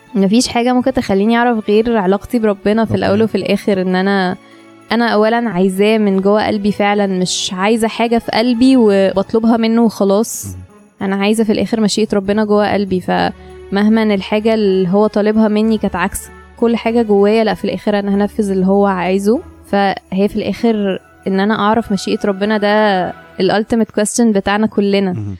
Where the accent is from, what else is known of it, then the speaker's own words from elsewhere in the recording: Egypt; احنا مصريين وربنا حطينا في البلد دي